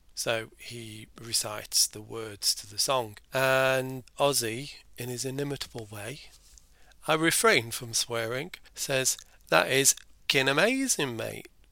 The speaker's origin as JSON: {"language": "English", "country": "Ireland", "said": "being Irish myself"}